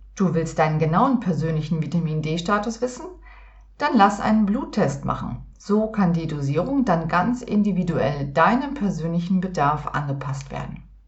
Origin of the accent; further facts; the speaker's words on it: Northern Germany, Germany; seit meiner Kindheit in Norddeutschland